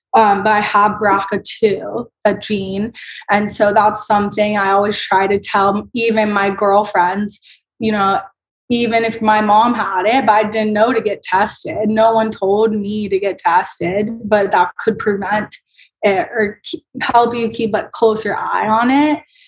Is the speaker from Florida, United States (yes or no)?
yes; Tampa, Florida, United States; moved away as an adult; now in Washington, D.C., United States; I grew up in Florida